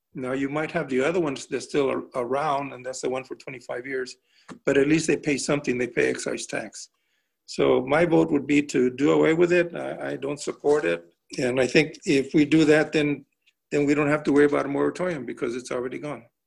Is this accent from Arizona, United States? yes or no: yes; Tucson, Arizona, United States; I'm a life, lifetime Tucsonian. Um, I was born actually in St. Mary's Hospital, so it was in Ward 1